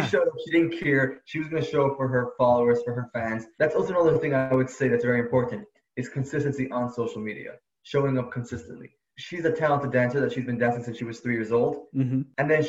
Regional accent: New York City, New York, United States; now in Los Angeles, United States; I'm from Brooklyn, New York, but now I'm living in Los Angeles

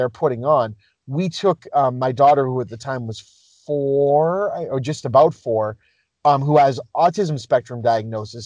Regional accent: Boston, Massachusetts, United States; growing up in the Boston area

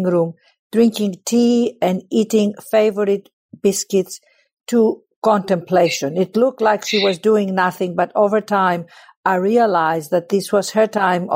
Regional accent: Athens, Attica, Greece; I was born in Athens, Greece

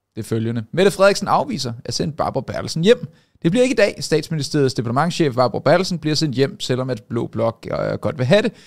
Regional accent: Denmark

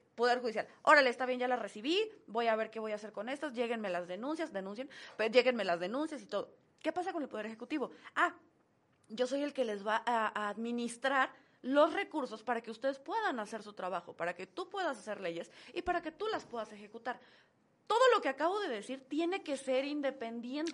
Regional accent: Mexico

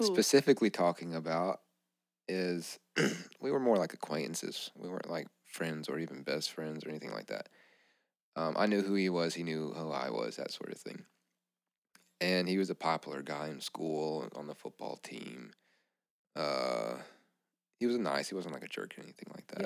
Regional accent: Louisiana, United States; we grew up in Louisiana.

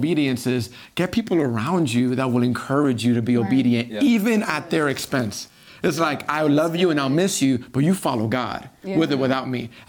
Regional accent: New York City, New York, United States; moved away as an adult; now in Texas, United States; growing up in New York City, it is so interesting. It's so fun because it's not the Bible Belt, right? It's church isn't a traditional thing. It's not what you do culturally.

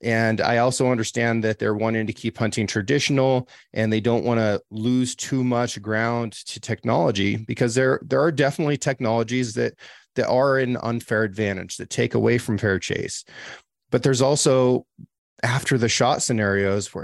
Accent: Oregon, United States; I'm from Oregon

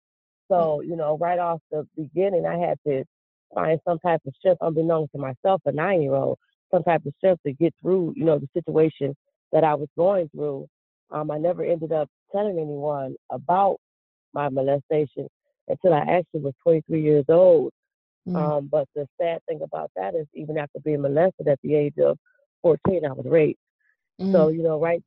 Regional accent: Cleveland, Ohio, United States; I grew up in Cleveland, Ohio.

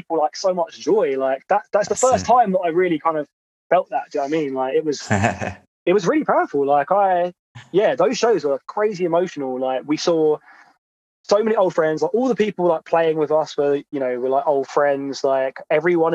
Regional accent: Croydon, London, United Kingdom; accent: South London; I grew up in Croydon, and I feel like I've pretty much got, I've got a bit of a South London accent

